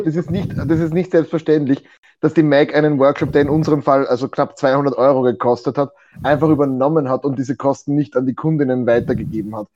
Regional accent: Austria; als Österreicher

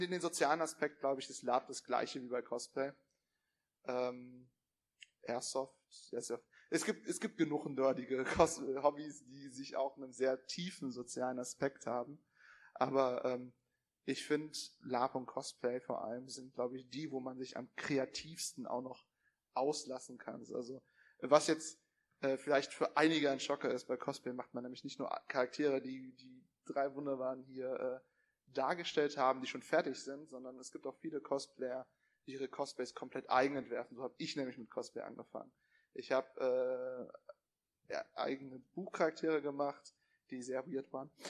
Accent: Cologne, North Rhine-Westphalia, Germany; ich komme aus Köln

